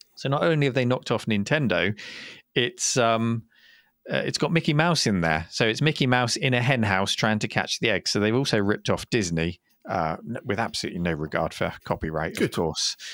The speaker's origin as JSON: {"language": "English", "country": "United Kingdom", "said": "we're British"}